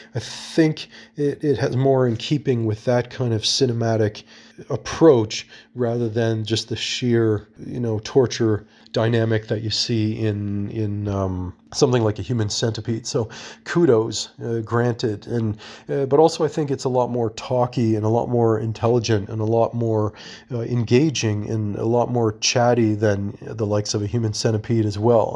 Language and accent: English; Toronto, Ontario, Canada; my hometown of Toronto